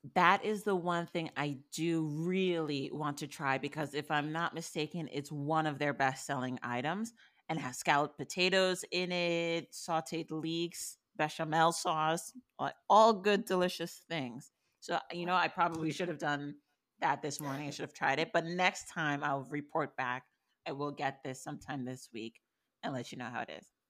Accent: New York, United States; moved away; I'm from New York still

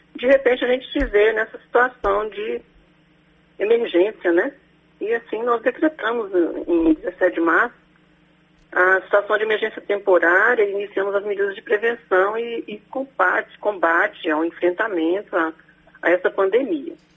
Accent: Brasília, Federal District, Brazil; moved away as an adult; now in Canápolis, Brazil; eu nasci em Brasília

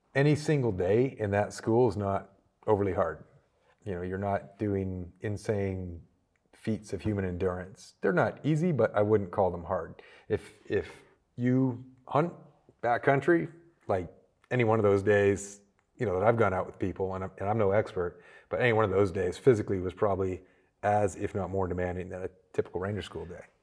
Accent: small town near Toronto, Ontario, Canada; moved away as an adult; also born or lived in Georgia, United States / North Carolina, United States; now in United States; I was born small town Canada, um, not too far from Toronto

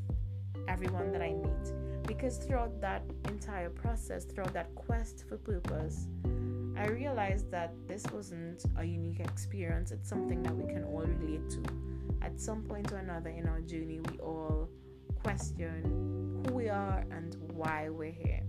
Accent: Trinidad & Tobago; I'm from the Caribbean, a Caribbean millennial from Trinidad and Tobago.

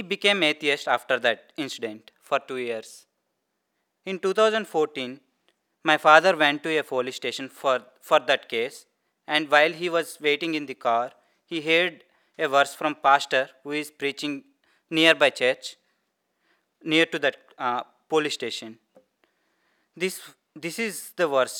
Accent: Andhra Pradesh, India; first language Telugu; English is a second language; moved away; I was born and brought up in Hindu family from southern part of India.

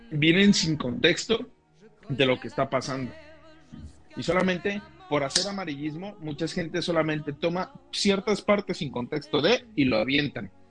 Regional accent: Mexico; en el caso de la cultura mexicana tenemos ese concepto

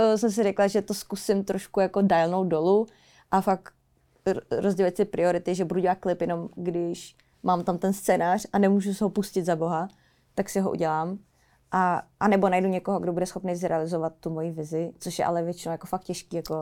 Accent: Czechia; tady v Česku u nás

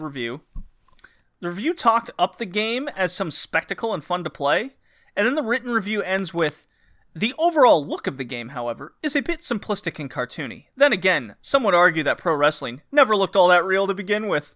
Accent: Texas, United States; I grew up in Texas

